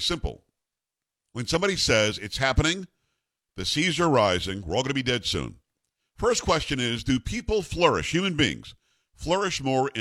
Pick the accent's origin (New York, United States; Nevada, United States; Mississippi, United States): New York, United States; Metro; moved away; also born or lived in Albany / Rochester; I'm from Metro New York.